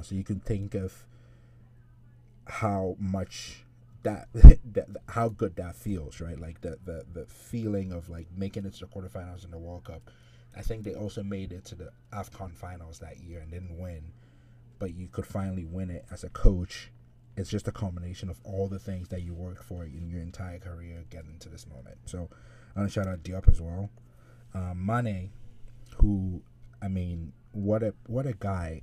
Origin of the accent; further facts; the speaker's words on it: Ghana; I'm, I'm Ghanaian